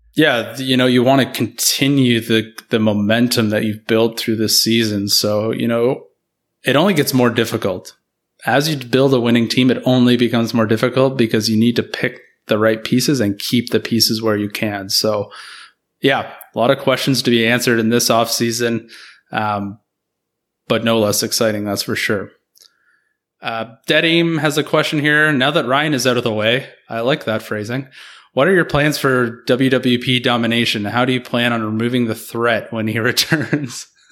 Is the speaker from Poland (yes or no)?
no; Canada; as a Canadian